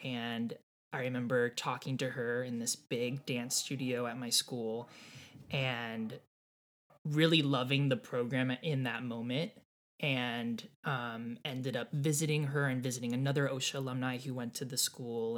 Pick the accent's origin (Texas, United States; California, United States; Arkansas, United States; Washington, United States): California, United States; Irvine; also born or lived in Laguna Hills, California; I grew up in Southern California in Orange County. Um, I always say born and raised in Irvine. I wasn't born in Irvine. I was born in like Laguna Hills